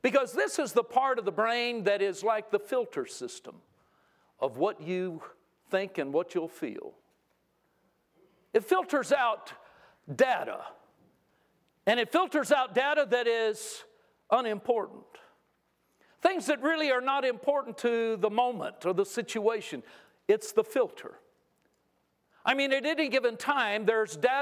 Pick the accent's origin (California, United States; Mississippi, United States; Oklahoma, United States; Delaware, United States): California, United States; I grew up in California